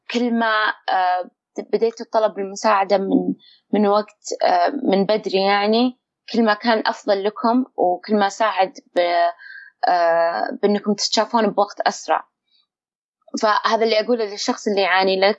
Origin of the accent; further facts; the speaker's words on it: Saudi Arabia; بحيث ان نروح وناخذ منهم مدربين ولا يجون عندنا بالسعوديه